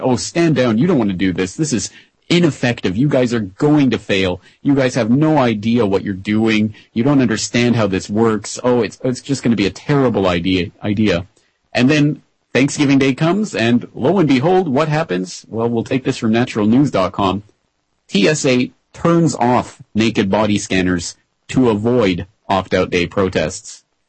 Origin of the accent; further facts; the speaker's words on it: Calgary, Alberta, Canada; Calgary, my hometown in Canada